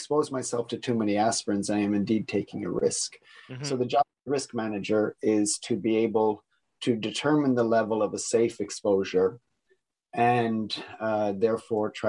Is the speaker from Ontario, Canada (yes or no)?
yes; Niagara region, Ontario, Canada; moved away; I am also Canadian, coming from the Niagara region